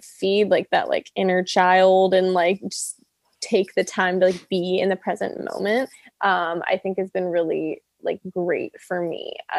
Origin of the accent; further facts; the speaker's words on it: Canada; now in Los Angeles, United States; Yeah, they do. They do. And I'm Canadian. So that definitely like helped.